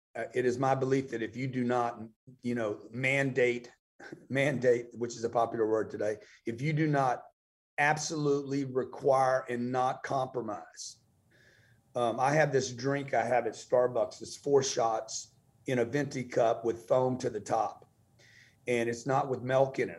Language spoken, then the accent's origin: English; Lake Charles, Louisiana, United States; also born or lived in Los Angeles, California; now in Miami, United States; I grew up in Lake Charles, Louisiana.